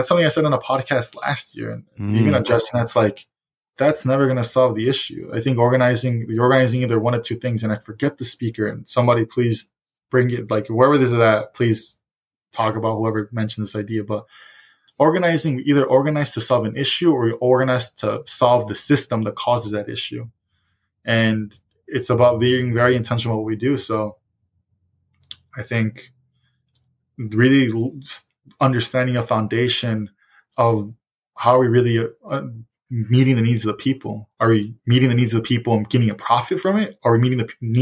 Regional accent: Chicago, Illinois, United States; I was raised in Roseland because they would babysit me there as well

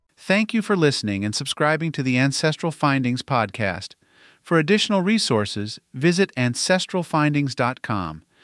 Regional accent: West Virginia, United States; Charleston is the capital of the state of West Virginia, my home state.

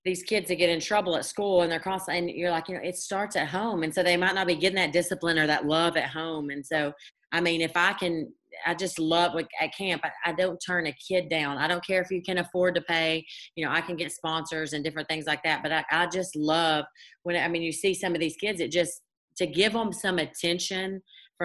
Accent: Cleveland, Tennessee, United States; my hometown, small little Cleveland, Tennessee

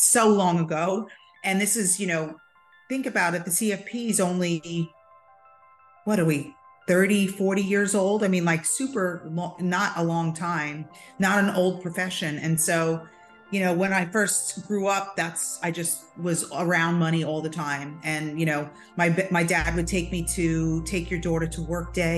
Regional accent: Long Island, New York, United States; moved away as an adult; when we moved to Long Island, when I was like a teenager, I was like 10. And so then I grew up in Long Island

